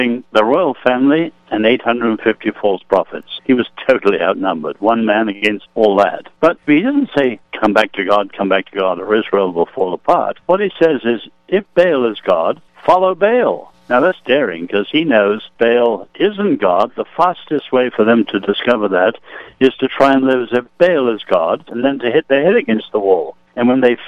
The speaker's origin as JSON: {"language": "English", "region": "England", "country": "United Kingdom", "said": "I'm an Englishman, I'm not American"}